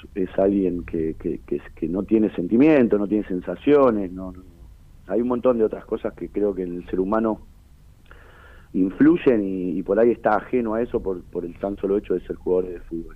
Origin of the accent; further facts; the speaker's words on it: Berazategui, Buenos Aires Province, Argentina; yo soy de Brazate